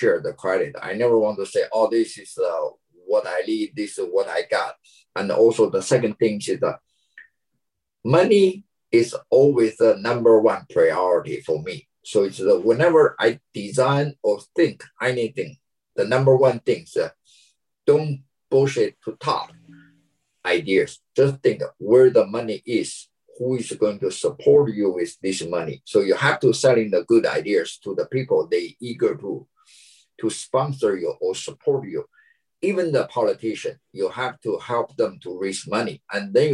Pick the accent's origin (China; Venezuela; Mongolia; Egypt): China; moved away as an adult; now in United States; my hometown China.